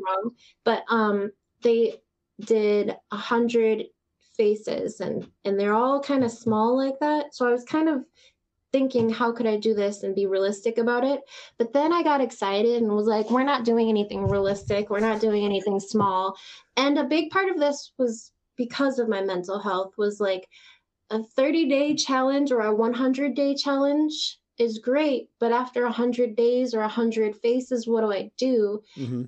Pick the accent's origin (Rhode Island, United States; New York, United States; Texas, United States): Texas, United States; moved away; I was born in Texas